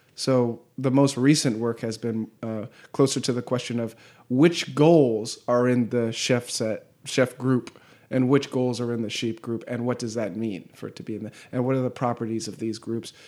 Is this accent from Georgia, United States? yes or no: no; Southern California, United States; moved away as an adult; also born or lived in Alabama; I was going to school in Alabama and I'm from Southern California